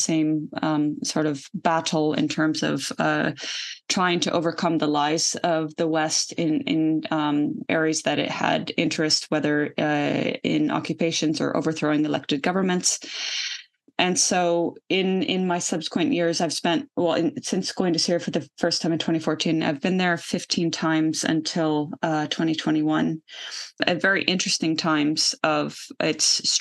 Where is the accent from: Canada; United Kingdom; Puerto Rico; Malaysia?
Canada; I'm an American-Canadian citizen. I grew up in Canada